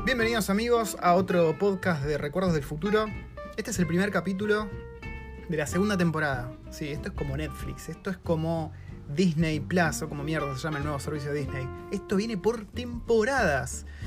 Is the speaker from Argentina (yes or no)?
yes; Argentina; moved away as an adult; now in New Zealand; cómo somos los argentinos